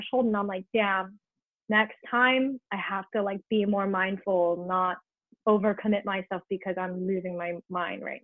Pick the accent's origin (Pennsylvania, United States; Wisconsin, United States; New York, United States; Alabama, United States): New York, United States; now in Los Angeles, United States; I'm like born and raised in New York, where every day is a fight against the city